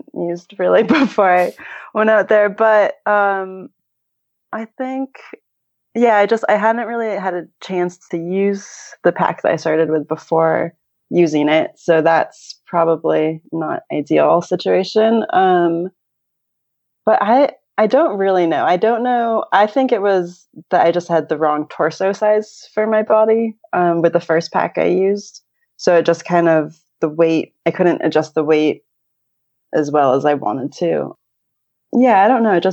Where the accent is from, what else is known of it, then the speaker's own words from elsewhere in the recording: California, United States; now in New Zealand; I grew up in California, so my parents are still there